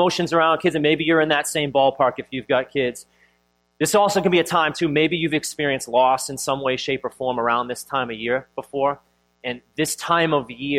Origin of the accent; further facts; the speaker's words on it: Boston, Massachusetts, United States; having grown up most of your life like in and around Boston